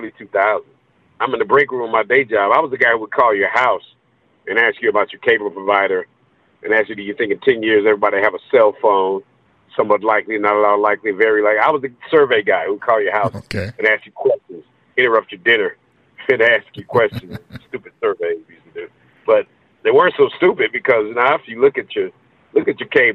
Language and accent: English; St. Louis, Missouri, United States; now in Atlanta, United States; St. Louis, my hometown